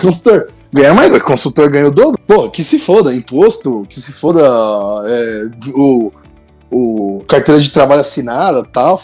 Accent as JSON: {"language": "Portuguese", "town": "Santo André", "region": "São Paulo", "country": "Brazil", "said": "eu sou de Santo André"}